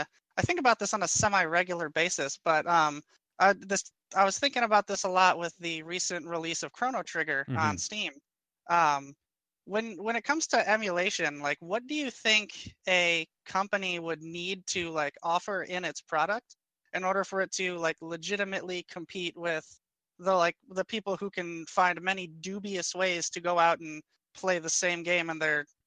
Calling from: Highland, Michigan, United States; Hi, this is … from Highland, Michigan, where it is snowing furiously.

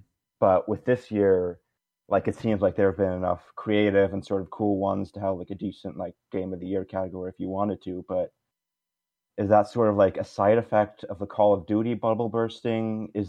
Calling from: Toronto, Ontario, Canada; Hi, this is … from Toronto.

